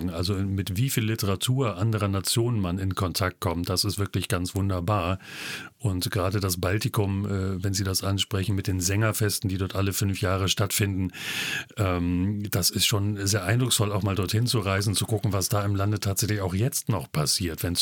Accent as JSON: {"language": "German", "town": "Hanover", "region": "Lower Saxony", "country": "Germany", "said": "ich als Hannoveraner"}